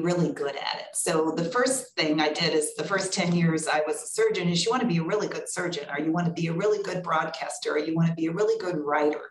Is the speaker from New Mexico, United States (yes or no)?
no; Carbondale and Urbana, Illinois, United States; also born or lived in Decatur, Illinois / Los Angeles / Milwaukee / Chicago; now in North Carolina, United States; I was born in Decatur, but grew up in Carbondale and Urbana